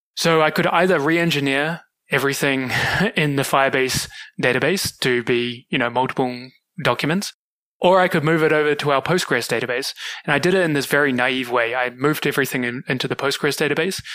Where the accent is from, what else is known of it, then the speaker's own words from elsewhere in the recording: New Zealand; moved away as an adult; also born or lived in Kuala Lumpur, Malaysia; now in Singapore; Originally, I'm from New Zealand. I grew up there